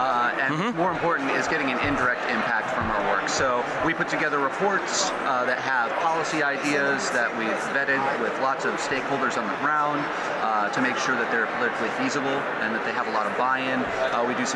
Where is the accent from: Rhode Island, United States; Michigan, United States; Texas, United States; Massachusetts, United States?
Michigan, United States; moved away as an adult; also born or lived in Detroit area, Michigan / Lansing, Michigan / Mount Pleasant, Michigan; now in Berkeley, United States; I'm originally from Michigan, born and raised. I live out in Berkeley in the Bay Area, California now